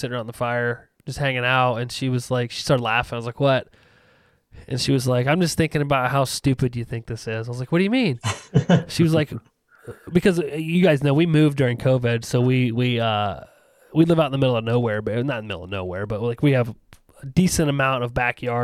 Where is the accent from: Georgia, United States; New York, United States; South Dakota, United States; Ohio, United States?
Ohio, United States; I'm an Ohio Canadian